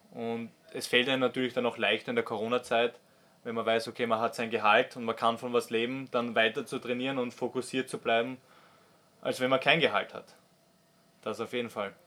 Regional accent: Austria; also born or lived in Switzerland; als Österreicher

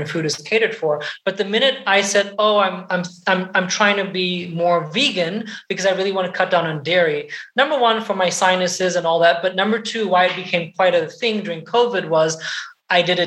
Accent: Portugal; moved away; I was brought up in Europe, in Portugal.

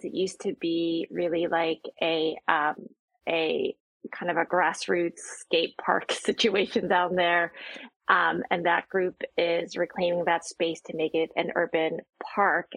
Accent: New Jersey, United States; now in Seattle, United States; growing up in New Jersey

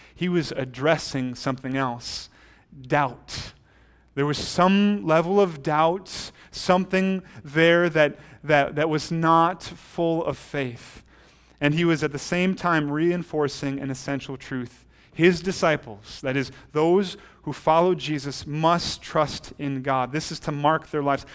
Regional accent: United States

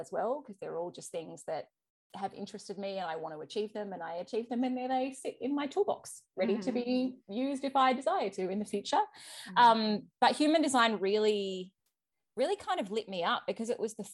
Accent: Australia; accent: Australian; If you haven't picked it up from my accent, I am Australian.

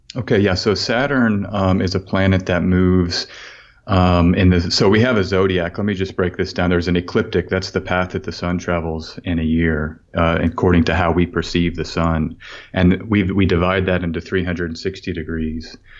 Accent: Austin, Texas, United States; I'm from Austin, as you mentioned, and I grew up, uh, there right in the Austin area

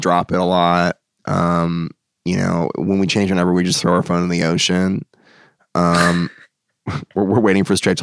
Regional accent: United States; moved away as an adult; also born or lived in Ohio; now in Nashville, United States; I'm from outside DC

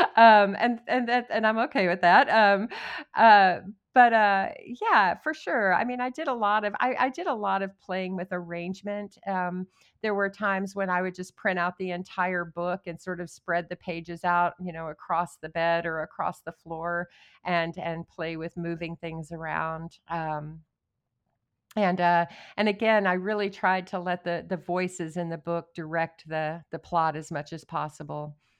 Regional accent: Odessa, Texas, United States; moved away as an adult; I was born and raised in Odessa, I left when I was eighteen

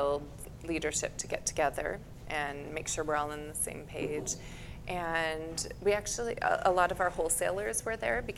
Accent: Texas, United States; now in Leavenworth, United States; I'm originally from Texas.

